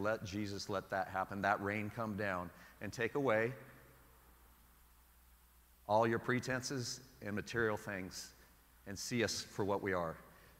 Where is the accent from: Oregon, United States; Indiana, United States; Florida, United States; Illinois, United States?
Oregon, United States; Portland; now in San Diego, United States; I know it doesn't rain a lot here in San Diego, but it rains a lot in Portland, Oregon. So maybe I'm bringing that from Portland, Oregon about the rain.